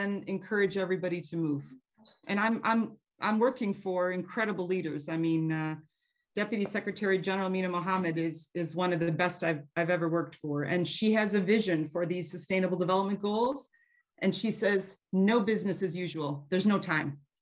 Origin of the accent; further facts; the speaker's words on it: United States; moved away as an adult; also born or lived in Eastern and Southern Africa; I am American